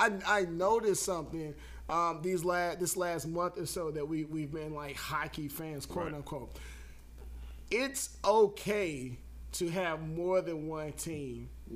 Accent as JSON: {"language": "English", "town": "Charlotte", "region": "North Carolina", "country": "United States", "tie": "born or raised there", "also_born_or_lived": "California", "said": "I'm born in California, but I grew up in Charlotte, so I might be a Lakers/Hornet fan."}